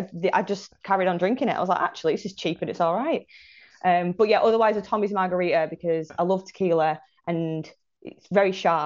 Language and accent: English; Manchester, North West England, United Kingdom; also born or lived in Salford / Blackpool; Yeah, so I'm originally from Manchester for 10 years of my life, and then moved to North Shore, Blackpool, when I was a kid, to a hotel